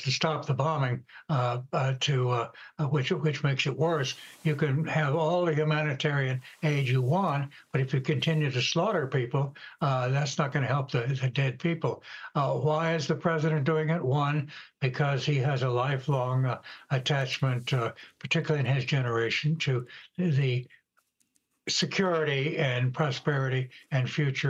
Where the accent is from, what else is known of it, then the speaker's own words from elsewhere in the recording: United States; as an American